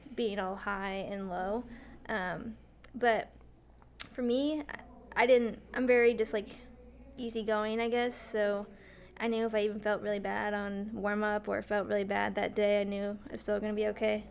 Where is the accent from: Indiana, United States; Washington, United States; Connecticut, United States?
Connecticut, United States; Glastonbury; also born or lived in Oregon / New Mexico / Iowa; I'm from Glastonbury, Connecticut, and I went to school at Glastonbury High School